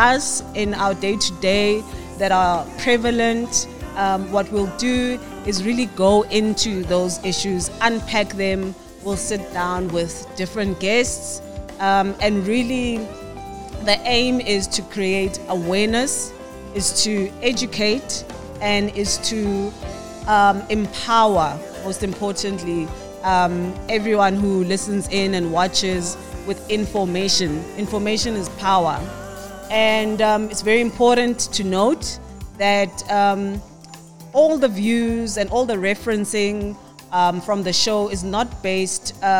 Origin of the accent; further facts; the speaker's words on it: Soweto, Gauteng, South Africa; Originally, I'm from Soweto, Pimville